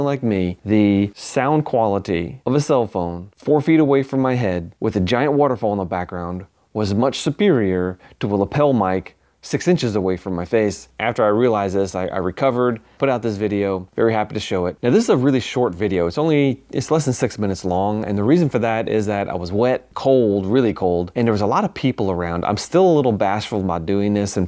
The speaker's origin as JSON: {"language": "English", "area": "Long Island", "region": "New York", "country": "United States", "tie": "born or raised there", "said": "I grew up in New York on the other end of New York on Long Island"}